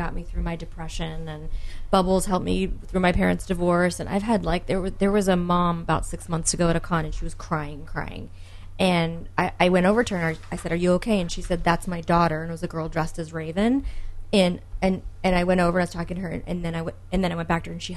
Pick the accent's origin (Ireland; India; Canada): Canada; Toronto, Ontario; I grew up in Toronto